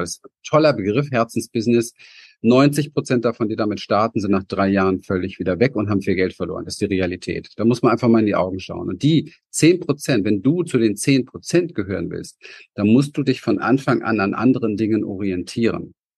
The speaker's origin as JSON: {"language": "German", "region": "Berlin", "country": "Germany", "tie": "born or raised there", "said": "ich bin in Berlin im Hinterhof aufgewachsen"}